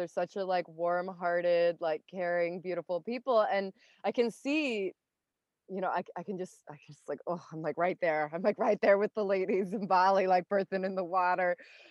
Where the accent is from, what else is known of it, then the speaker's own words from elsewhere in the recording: Canada; I'm from Canada.